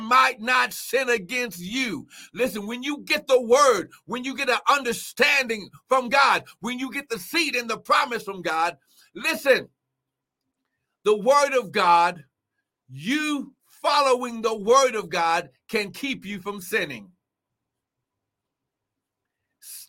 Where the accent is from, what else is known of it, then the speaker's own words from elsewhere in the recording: Cincinnati, Ohio, United States; I'm from Cincinnati